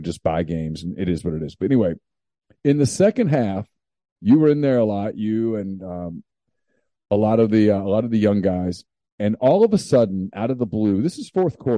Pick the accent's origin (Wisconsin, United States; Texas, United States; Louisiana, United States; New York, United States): Louisiana, United States; I grew up in Louisiana.